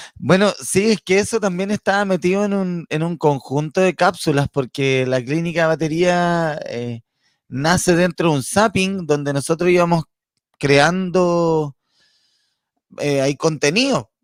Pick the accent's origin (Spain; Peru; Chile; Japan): Chile; Santiago, Santiago Metropolitan Region; moved away as an adult; now in Padre Las Casas, Chile; toda la vida, toda la vida eh, nacido y criado, nací en el Barros Luco